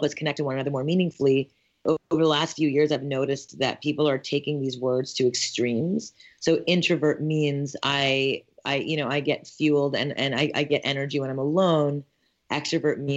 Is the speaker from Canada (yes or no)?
yes; Montreal, Quebec, Canada; moved away as an adult; also born or lived in Ithaca, New York; I'm born and raised in Montreal, Canada